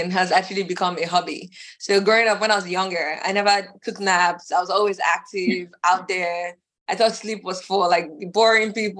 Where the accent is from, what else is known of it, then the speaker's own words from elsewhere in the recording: Nigeria; moved away; also born or lived in Dallas, Texas; my whole family is, we're Nigerian